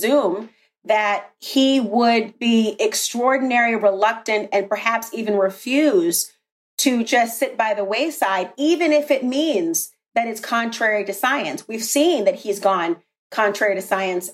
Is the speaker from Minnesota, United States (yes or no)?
yes; Minnesota, United States; Duluth, Minnesota, my home state